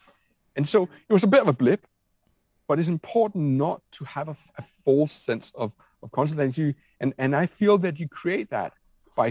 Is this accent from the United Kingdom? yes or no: no; Denmark; I'm from Denmark.